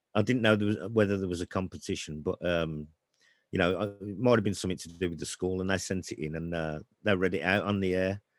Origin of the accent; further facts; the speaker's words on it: Birmingham, West Midlands, United Kingdom; also born or lived in Kingshurst; I'm from Chelmsleywood, Birmingham. Brought up there in the sixties and seventies.